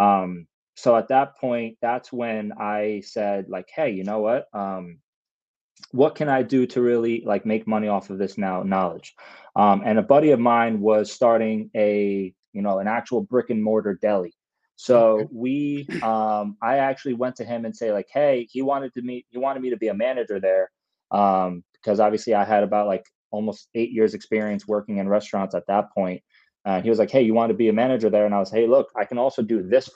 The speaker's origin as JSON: {"language": "English", "region": "New York", "country": "United States", "tie": "born or raised there", "said": "second child to a first generation Ecuadorian family, born and raised in New York"}